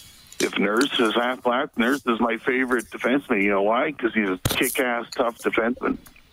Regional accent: Red Deer, Alberta, Canada; I'm from Red Deer

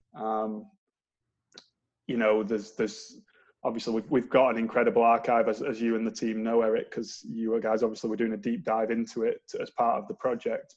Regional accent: Manchester, North West England, United Kingdom; moved away as an adult; now in St Andrews, United Kingdom; I moved from Manchester, as the accent probably gives me away that I'm not Scottish

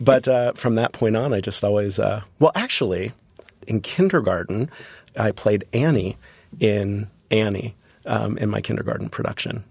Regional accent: Hollywood, Florida, United States; growing up in Florida, for me, a vacation was Disney.

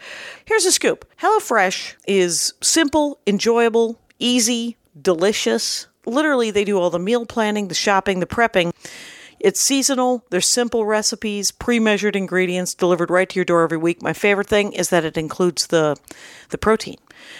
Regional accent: South Milwaukee, Wisconsin, United States; I grew up in South Milwaukee, Wisconsin.

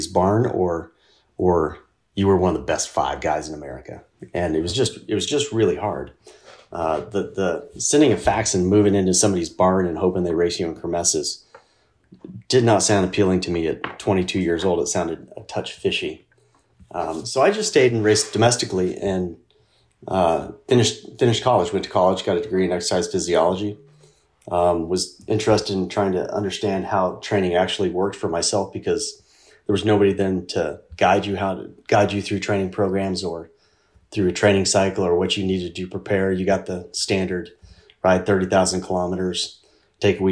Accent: Casper, Wyoming, United States; my hometown, which was Casper, Wyoming

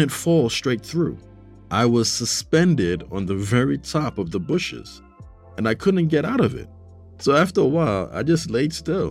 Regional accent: New York City, New York, United States; I grew up in New York City. I lived in a part of the Bronx called Castle Hill

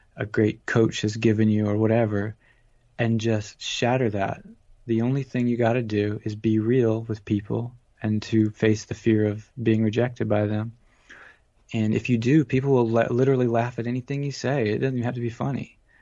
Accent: Georgia, United States; also born or lived in Atlanta, Georgia; now in California, United States; growing up in Georgia

